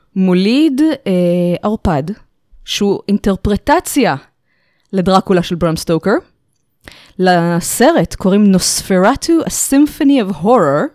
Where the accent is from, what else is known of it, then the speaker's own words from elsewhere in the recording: Israel; נולדתי בארץ, ההורים מחבר העמים